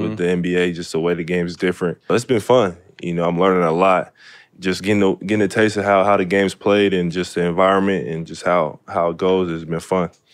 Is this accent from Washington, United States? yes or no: yes; Seattle, Washington, United States; Really grew up, you know, in, my house is in the middle of the city. So just playing football in the city, playing basketball in the city, growing up in the city.